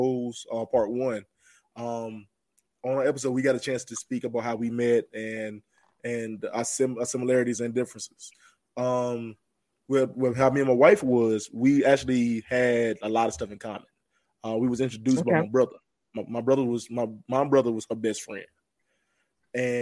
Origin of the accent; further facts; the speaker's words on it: the South, United States; I'm from the South